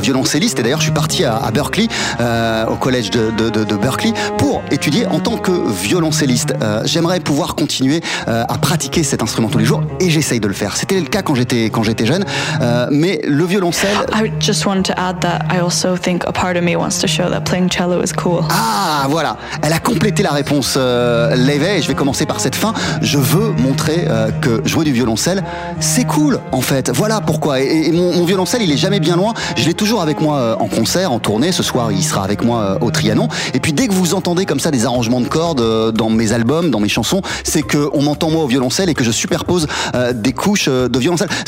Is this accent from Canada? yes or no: no; China; moi je suis chinoise, je suis occidentale, je viens du classique, j'aime le jazz